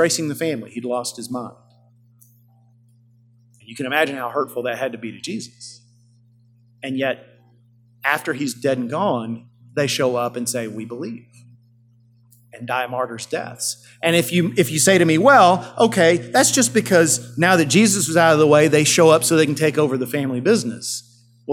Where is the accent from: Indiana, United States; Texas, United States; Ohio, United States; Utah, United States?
Texas, United States; Yoakum; my hometown of Yoakum, Texas